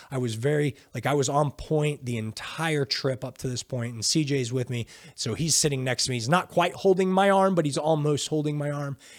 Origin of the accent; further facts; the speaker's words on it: United States; I'm from America